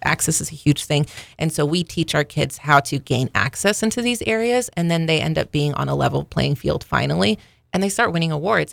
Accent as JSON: {"language": "English", "town": "Stillwater", "region": "Oklahoma", "country": "United States", "tie": "born or raised there", "said": "I was born in Stillwater"}